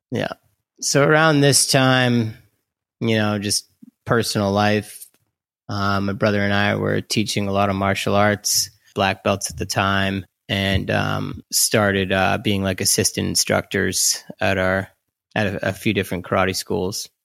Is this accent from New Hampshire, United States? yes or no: yes; Hollis, New Hampshire, United States; moved away as an adult; also born or lived in Vermont; I was born in Hollis, New Hampshire, and stayed there for the first eighteen years of my life.